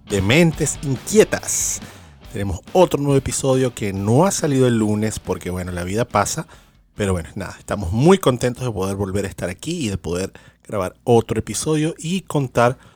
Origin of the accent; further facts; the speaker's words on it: Venezuela; moved away; mi experiencia como emigrante venezolano no es la experiencia de todos los emigrantes venezolanos alrededor del mundo